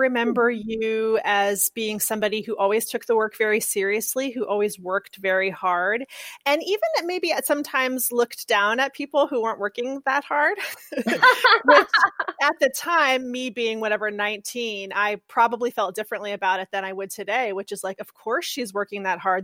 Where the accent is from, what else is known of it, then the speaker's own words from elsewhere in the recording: California, United States; I grew up in California public schools